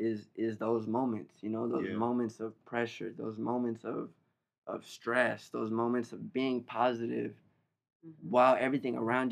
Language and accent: English; Long Beach, California, United States; born or raised there